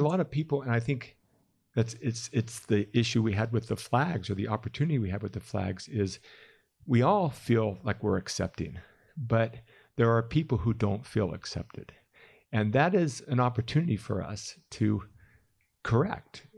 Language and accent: English; Calabasas, California, United States; moved away as an adult; now in Utah, United States; I grew up in Calabasas, California